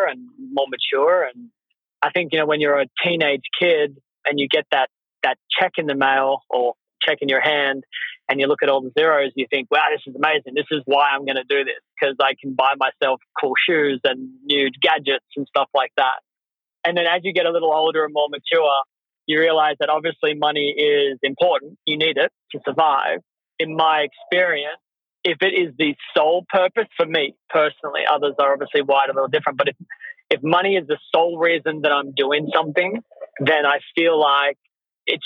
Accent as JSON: {"language": "English", "country": "Australia", "said": "I'm from Australia"}